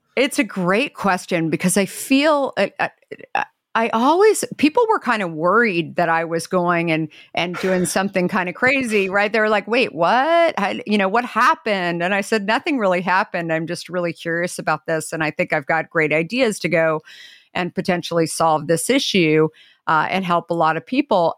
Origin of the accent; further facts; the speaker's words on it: Arizona, United States; now in Marin County, United States; growing up in Arizona